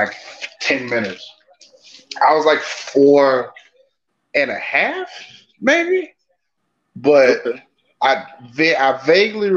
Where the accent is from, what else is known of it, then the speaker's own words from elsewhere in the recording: Texas, United States; I'm from Texas.